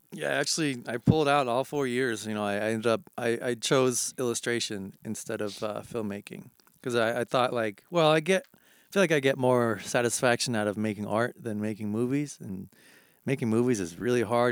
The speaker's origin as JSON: {"language": "English", "region": "New Hampshire", "country": "United States", "tie": "born or raised there", "moved": "yes", "said": "I grew up in New Hampshire"}